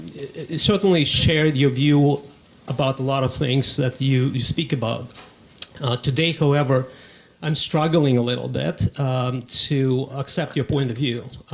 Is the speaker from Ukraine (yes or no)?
yes; Ukraine; now in United States; I watched that back in the Soviet Union. I'm from Ukraine, just for the record.